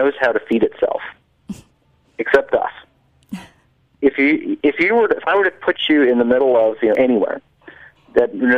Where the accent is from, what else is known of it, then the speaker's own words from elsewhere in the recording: New Jersey, United States; moved away as an adult; also born or lived in Minnesota; I grew up in New Jersey